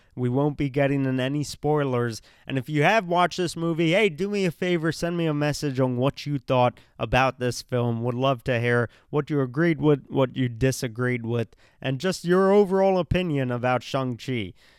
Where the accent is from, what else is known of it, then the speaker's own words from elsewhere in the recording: India; I'm Indian